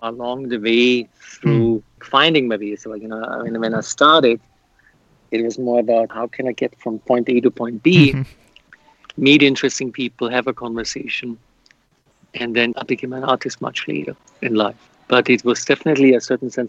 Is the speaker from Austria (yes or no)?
yes; Austria; moved away as an adult; also born or lived in United States; I'm from Austria, in the country, so I'm very much aware of nature and landscape and the surroundings, even though the last 34 years I've lived in metropolitan cities